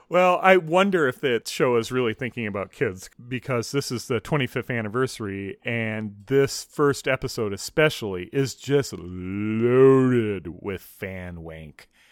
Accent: United States; as an American

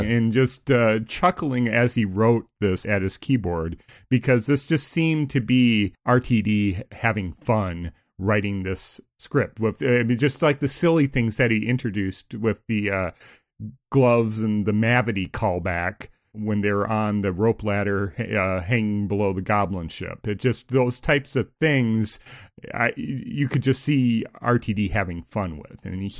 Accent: United States; as an American viewer

